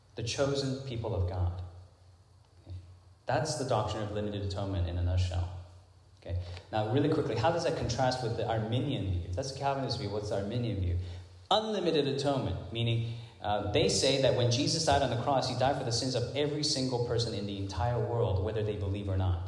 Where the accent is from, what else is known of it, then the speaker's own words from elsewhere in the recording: Hong Kong; moved away; when I was growing up in Hong Kong